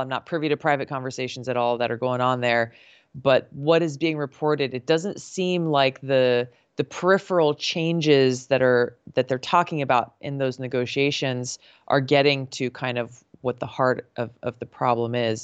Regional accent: Hawaii, United States; growing up in Hawaii

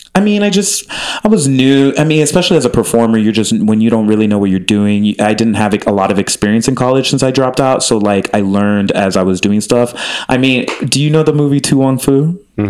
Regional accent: Miami, Florida, United States; moved away as an adult; also born or lived in Chicago; I grew up in Miami, but then I moved to Chicago and then came out here

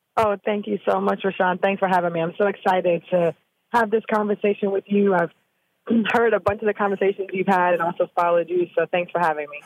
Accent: Jamaica; now in Austin, United States; I'm from Jamaica

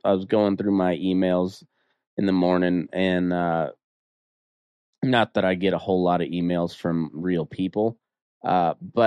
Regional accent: Colorado, United States; now in Reno, United States; being from Colorado

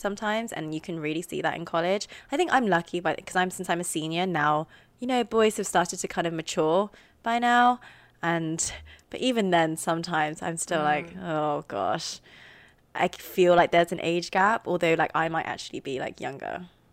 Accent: London, United Kingdom; accent: RP; moved away as an adult; now in United States; we're from the same part of London. We're all from Northwest mm-hmm. London

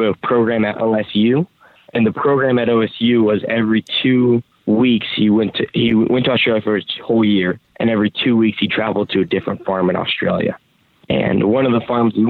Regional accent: Heppner, Oregon, United States; I come from Heppner, Oregon. I've been growing up in that small community

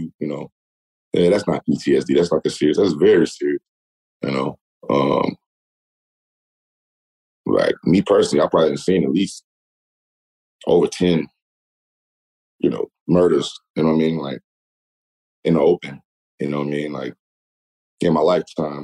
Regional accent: Gary, Indiana, United States; I'm from Gary

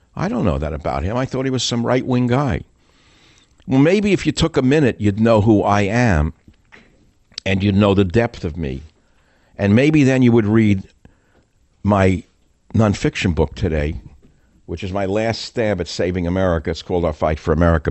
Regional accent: New York, United States; moved away as an adult; now in California, United States; I'm a guy from New York who went west

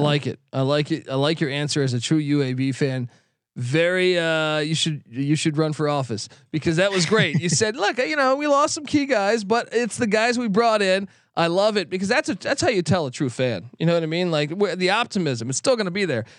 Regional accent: East Coast, United States; now in Los Angeles, United States; I grew up on the East Coast.

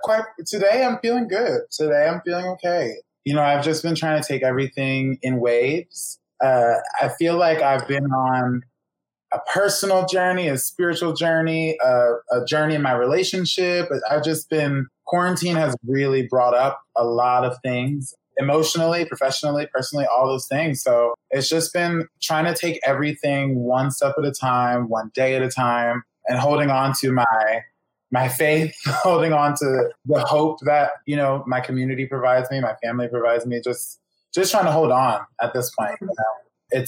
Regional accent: Philadelphia, Pennsylvania, United States; moved away as an adult; also born or lived in New York City; now in Los Angeles, United States; I was born in Philadelphia and went to college in New York City and kind of stayed there for a few years after college

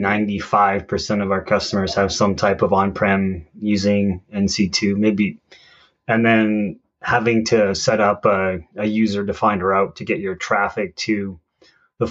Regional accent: Calgary, Alberta, Canada; I always tell people I'm from Calgary

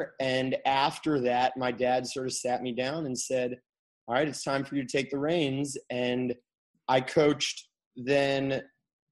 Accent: Kalamazoo, Michigan, United States; moved away; I'm from Kalamazoo, Michigan, and my parents still live there.

